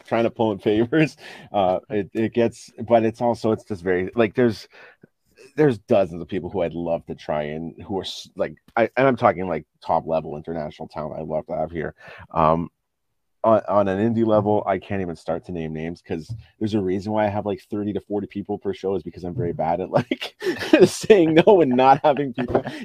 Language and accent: English; Ottawa, Ontario, Canada; growing up in Ottawa, there wasn't a whole lot of wrestling here.